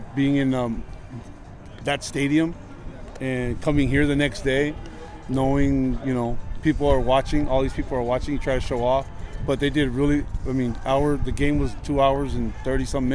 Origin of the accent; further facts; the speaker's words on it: Tijuana, Baja California, Mexico; Tijuana, Mexico